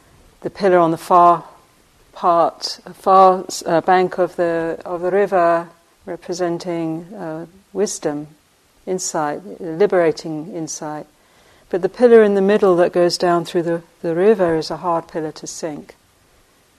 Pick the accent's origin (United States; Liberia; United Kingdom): United Kingdom; England; moved away; I grew up in England on the sweet shop, on the corner of when we walked to school and back